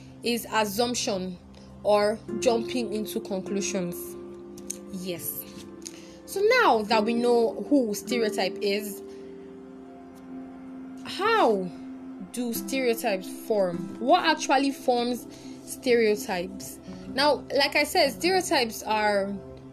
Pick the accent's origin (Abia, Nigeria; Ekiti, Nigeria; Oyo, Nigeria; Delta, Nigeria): Delta, Nigeria; I'm from Delta State.